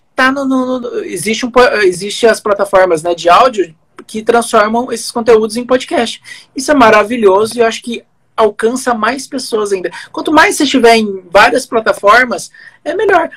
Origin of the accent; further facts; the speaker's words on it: Santo Antônio, Brazil; now in Cascavel, Brazil; perto de onde eu vim é uma metrópole, né? Santo Antônio tem quarenta mil habitantes.